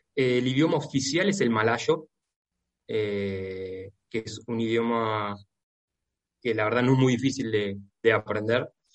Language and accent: Spanish; Argentina; Yo, como argentino